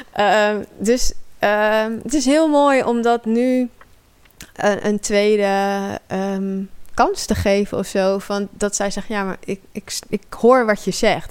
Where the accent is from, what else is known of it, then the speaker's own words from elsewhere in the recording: Amersfoort, Utrecht, Netherlands; ik groeide op in Amersfoort.